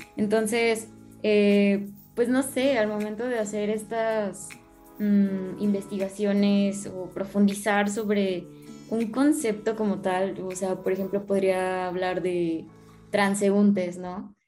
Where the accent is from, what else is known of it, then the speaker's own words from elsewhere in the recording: León, Guanajuato, Mexico; moved away as an adult; now in Puebla, Mexico; soy originario de León, pero pues bueno, mi carrera la estoy estudiando en otro lado